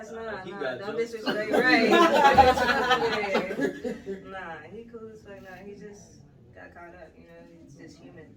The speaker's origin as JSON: {"language": "English", "town": "Charlotte", "region": "North Carolina", "country": "United States", "said": "I'm from Charlotte, North Carolina"}